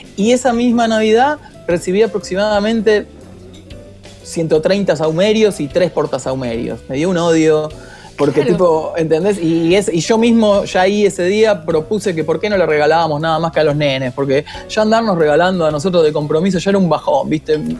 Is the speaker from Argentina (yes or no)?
yes; Haedo, Buenos Aires Province, Argentina; yo soy de Aedo